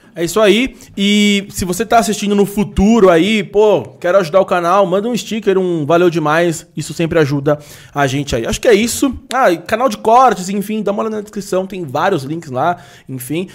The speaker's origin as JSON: {"language": "Portuguese", "region": "São Paulo", "country": "Brazil", "tie": "born or raised there", "said": "sou daqui desde sempre"}